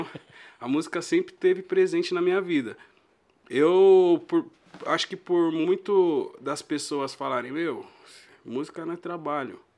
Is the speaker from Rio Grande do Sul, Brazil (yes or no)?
no; São Paulo, Brazil; Nasci e cresci ali na Braz da Rocha e Belisário